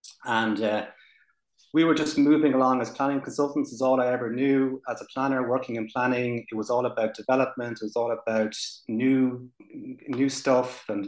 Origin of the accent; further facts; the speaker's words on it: Ireland; I'm from Ireland.